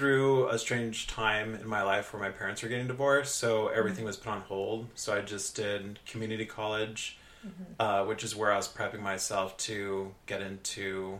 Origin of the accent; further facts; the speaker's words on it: Orange County, California, United States; growing up in Orange County, which isn't known as this big cultural kind of mecca